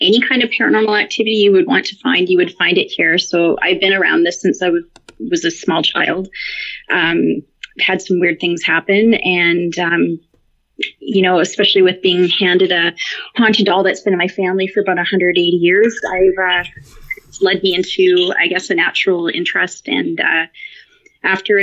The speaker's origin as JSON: {"language": "English", "town": "Victoria", "region": "British Columbia", "country": "Canada", "said": "As far west as you can go in Canada, I'm in Victoria on Vancouver Island"}